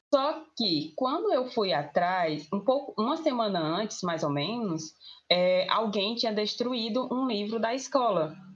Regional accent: Itapajé, Ceará, Brazil; sou de Itapajé, Ceará

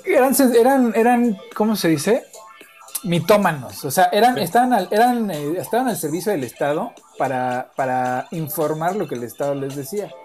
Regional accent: Mexico; con la gente con la que yo crecí, con vivir en México

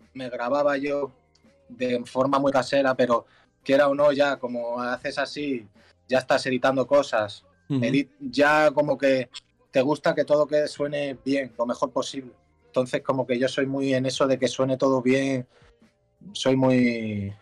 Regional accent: Mallorca, Balearic Islands, Spain; soy un chaval de Mallorca

